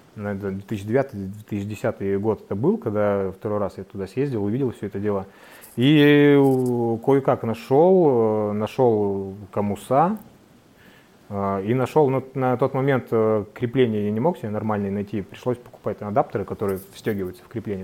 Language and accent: Russian; Sinegorye, Magadan Oblast, Russia; Я родился и вырос в Синегории